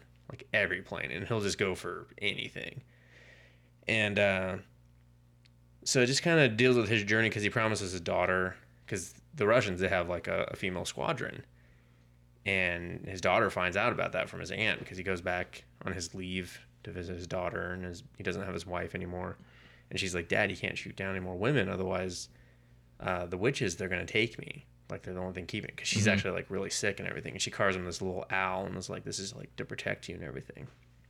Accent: United Kingdom; I'm the Brit over here today.

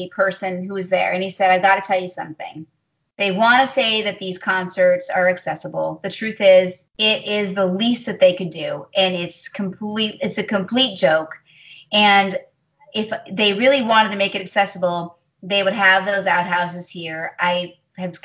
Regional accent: Chicago, Illinois, United States; Chicago, my hometown. I love Chicago

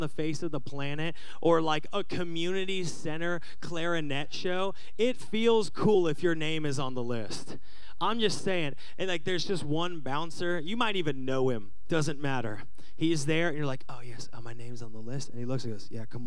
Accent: Seattle, Washington, United States; Growing up in Seattle, I had a band

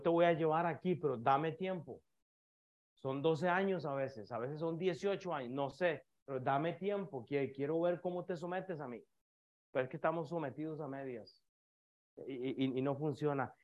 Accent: Costa Rica; moved away; yo soy de Costa Rica

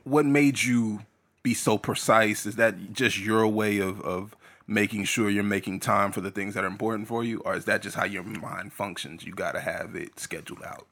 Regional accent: San Antonio, Texas, United States; moved away; I came from San Antonio

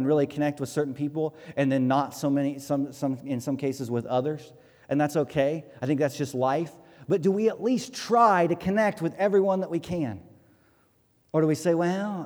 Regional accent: Hartford City, Indiana, United States; growing up in Hartford City

